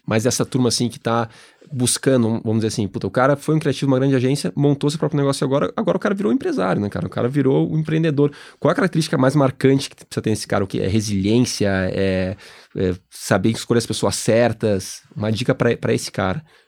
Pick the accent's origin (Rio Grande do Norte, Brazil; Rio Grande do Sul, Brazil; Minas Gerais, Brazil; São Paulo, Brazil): Rio Grande do Sul, Brazil; Gaúcho; eu e o Martins, nós somos gaúchos